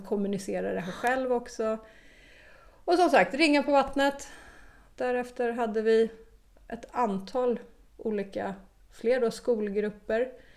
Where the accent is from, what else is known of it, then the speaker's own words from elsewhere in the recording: Stockholm, Stockholm County, Sweden; moved away as an adult; also born or lived in Malmö, Sweden / Australia; Jag är från Stockholm ja. ursprungligen, men vi hade bott i Malmö innan vi flyttade till Australien och kom tillbaka till Malmö då